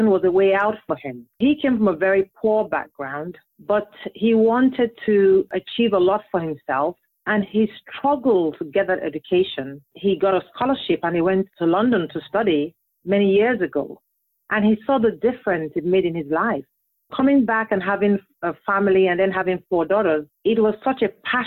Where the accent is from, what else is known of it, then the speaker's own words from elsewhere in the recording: Nigeria; also born or lived in England; now in United States; I was born in Nigeria